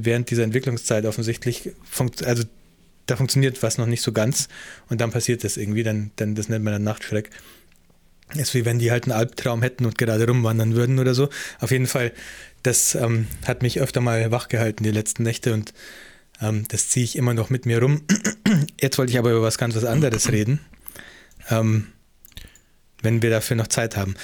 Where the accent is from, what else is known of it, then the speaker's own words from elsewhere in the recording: Germany; now in New Zealand; ich bin ja auch Deutscher in Neuseeland.